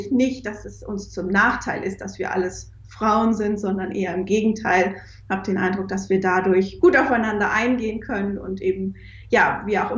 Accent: Lower Saxony, Germany; born there; also ich habe Psychologie studiert und bin auch gebürtige Ostfriesin

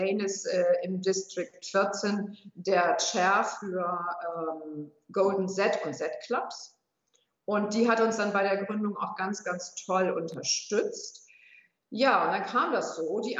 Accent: Hamburg, Germany; moved away as an adult; now in Würzburg, Germany; ich komme gebürtig aus Hamburg, bin also kein Würzburger, sondern eine Hamburgerin ähm, bin über berufliche Station dann nach Würzburg geraten

